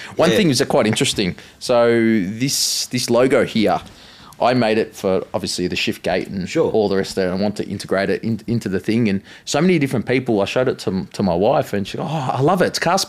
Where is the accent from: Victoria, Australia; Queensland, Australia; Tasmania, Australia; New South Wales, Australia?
Victoria, Australia; Williamstown; I grew up in Williamstown